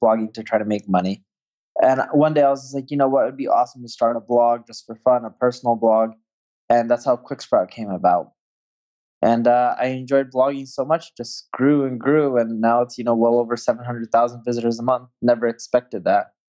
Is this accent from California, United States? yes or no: yes; Orange County, California, United States; now in Las Vegas, United States; I grew up in Orange County, California